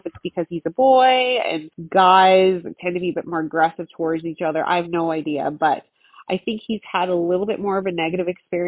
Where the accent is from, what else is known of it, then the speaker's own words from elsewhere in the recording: New Zealand; now in Canada; I mean, I'm from New Zealand, so I'm as, mm-hmm, Canadian as a bag of ketchup chips.